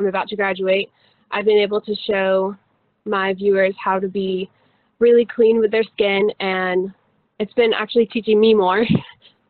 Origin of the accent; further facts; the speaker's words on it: Mooresville, North Carolina, United States; I'm from Mooresville, North Carolina